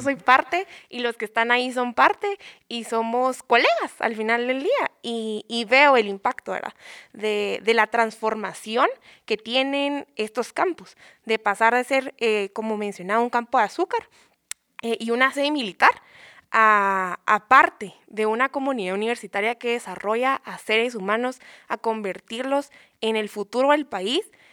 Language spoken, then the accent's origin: Spanish; Guatemala; como futuros profesionales, como estudiantes y como ciudadanos guatemaltecos